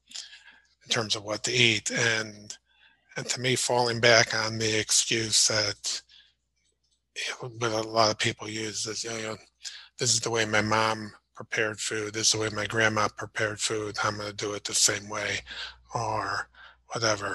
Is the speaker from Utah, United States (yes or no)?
no; Chicago, Illinois, United States; moved away; growing up in Chicago and living up there for a while